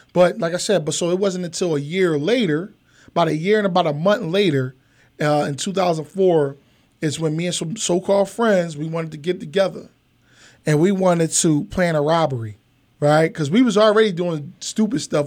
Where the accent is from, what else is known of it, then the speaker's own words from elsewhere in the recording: Philadelphia, Pennsylvania, United States; I'm from Philadelphia, Pennsylvania.